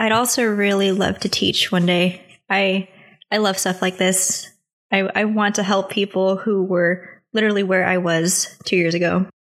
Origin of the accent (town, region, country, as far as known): United States